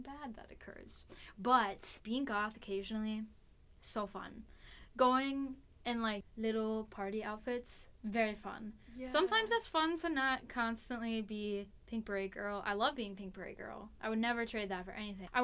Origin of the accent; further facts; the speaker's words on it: Wisconsin, United States; I'm from Wisconsin